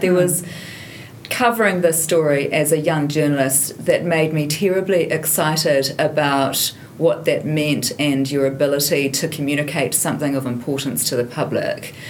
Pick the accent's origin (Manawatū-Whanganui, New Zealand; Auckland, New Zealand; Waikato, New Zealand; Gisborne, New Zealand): Waikato, New Zealand; Hamilton; I grew up in Hamilton